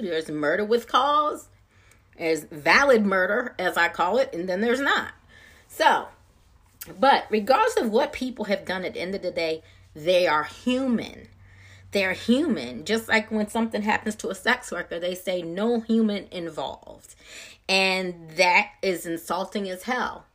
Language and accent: English; Maryland, United States; now in Georgia, United States; I'm not from this area originally. I'm from Maryland. But back home in Maryland